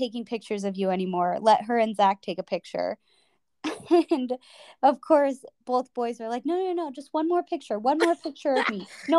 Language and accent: English; Chicago, Illinois, United States; moved away; you are going to be in my hometown, pretty much